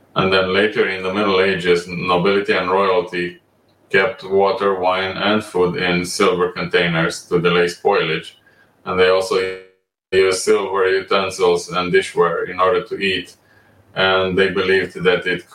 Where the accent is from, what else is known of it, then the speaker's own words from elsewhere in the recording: Romania; moved away as an adult; also born or lived in Amsterdam, Netherlands; I was born and raised in Romania, and I graduated